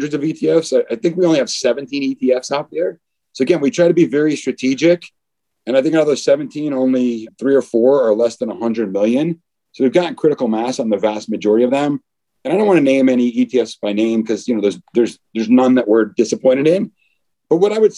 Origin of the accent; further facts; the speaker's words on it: East Coast, United States; moved away as an adult; also born or lived in Newport Beach, California; now in New York, United States; I'm originally from the East Coast